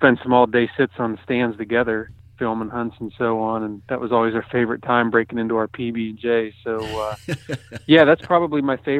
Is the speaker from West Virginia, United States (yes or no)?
no; Ohio, United States; I usually do several trips a year and get to hunt my home state here of Ohio, which is a wonderful whitetail state.